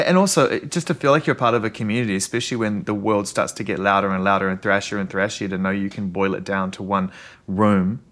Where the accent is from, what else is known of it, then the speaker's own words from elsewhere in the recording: New Zealand; now in Los Angeles, United States; I'm a Kiwi eighties kid